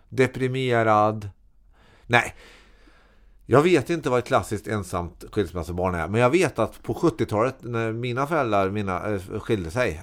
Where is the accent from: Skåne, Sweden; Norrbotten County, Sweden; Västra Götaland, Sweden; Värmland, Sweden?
Värmland, Sweden; Karlstad; Jag är uppväxt på Herrhagen i Karlstad